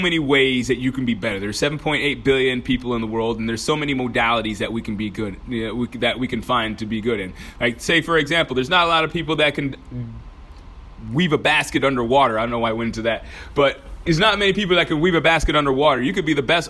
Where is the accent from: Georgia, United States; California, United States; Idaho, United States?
Georgia, United States; moved away; also born or lived in Texas; I was born in Georgia, by the way, just in case you didn't know that. So sometimes that accent comes out